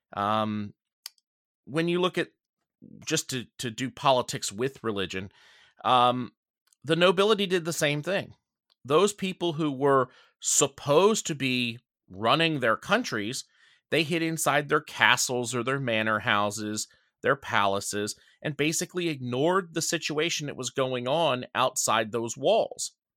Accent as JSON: {"language": "English", "region": "Delaware", "country": "United States", "said": "most of us here in Delaware"}